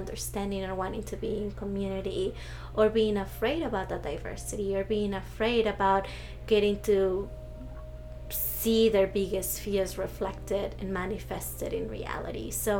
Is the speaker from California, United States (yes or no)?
no; Mesa, Arizona, United States; But in reality, I grew up in Mesa, Arizona, which is like 90% white.